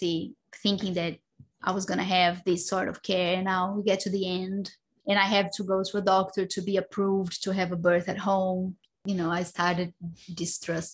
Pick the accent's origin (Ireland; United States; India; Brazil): Brazil; moved away; I come from Brazil where, you know, women usually book their C-section